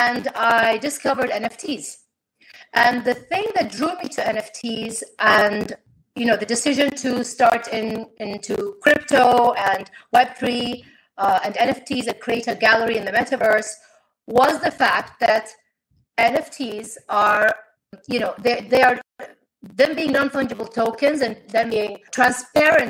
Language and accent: English; Kuwait; I am an artist from Kuwait